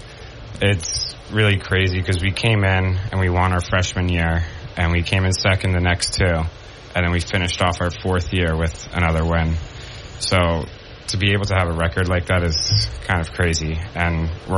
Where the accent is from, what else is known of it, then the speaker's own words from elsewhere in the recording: Rockaway Beach, New York, United States; now in Binghamton, United States; Yeah, so I grew up in Rockaway Beach, Queens.